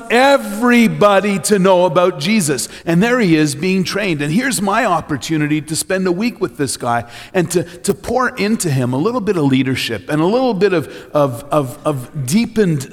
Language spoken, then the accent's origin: English; Trois-Rivières, Quebec, Canada; also born or lived in London, Ontario; I'm a boy from Trois-Rivières, Quebec